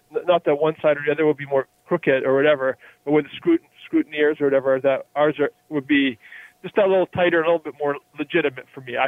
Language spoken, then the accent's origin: English; Canada; as a Canadian